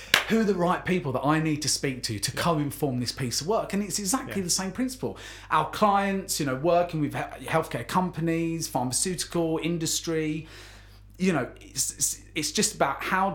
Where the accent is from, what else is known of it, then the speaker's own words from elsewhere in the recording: Essex, East of England, United Kingdom; I'm also from Essex